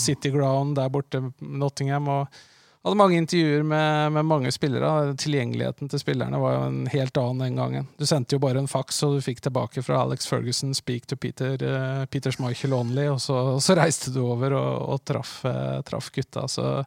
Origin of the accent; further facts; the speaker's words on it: Larvik, Vestfold, Norway; moved away as an adult; also born or lived in Oslo; jeg kommer jo fra Larvik, eh, vokste opp tett på Lovisenlund